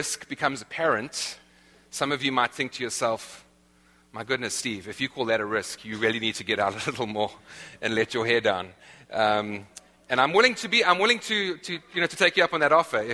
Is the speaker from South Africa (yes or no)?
yes; South Africa; moved away; I'm from South Africa, the land of the eternal summer